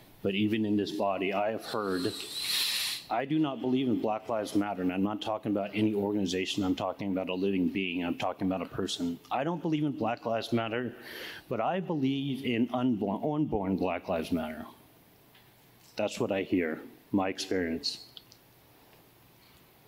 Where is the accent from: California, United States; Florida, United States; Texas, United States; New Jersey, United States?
California, United States; Oakland; also born or lived in Palo Alto; I grew up in Oakland all my life